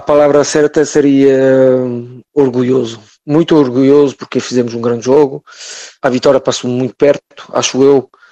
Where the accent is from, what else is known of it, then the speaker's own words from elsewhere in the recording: France; sou francês, nasci aqui, mas ao fundo me sinto muito, muito português.